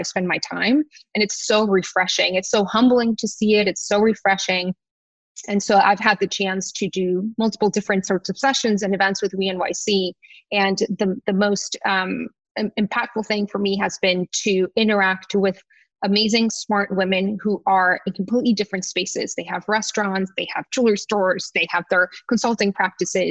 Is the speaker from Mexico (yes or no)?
yes; Tijuana, Baja California, Mexico; moved away as an adult; also born or lived in San Diego; now in New York, United States; I always wanted to live in New York when I was growing up in Tijuana